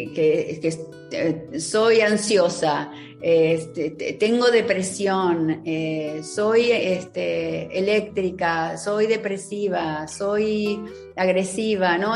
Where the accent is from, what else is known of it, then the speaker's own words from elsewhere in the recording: Argentina; moved away as an adult; now in Miami, United States; estoy viviendo en Miami hace más de 20 años, soy argentina